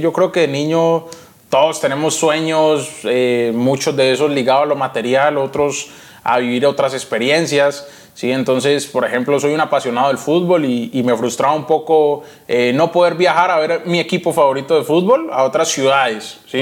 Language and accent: Spanish; Yumbo, Valle del Cauca, Colombia; born or raised there; also born or lived in Cali, Colombia